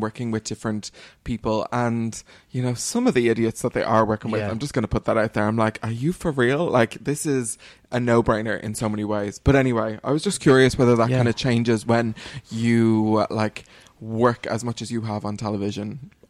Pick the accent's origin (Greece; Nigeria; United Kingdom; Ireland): Ireland; Dublin, Leinster; I had wanted to bring you back to my hometown in 2021.